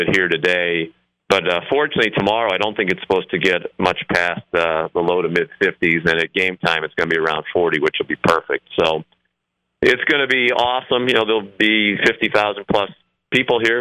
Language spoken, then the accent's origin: English; Boston, Massachusetts, United States; growing up in Boston in the days of Bobby Orr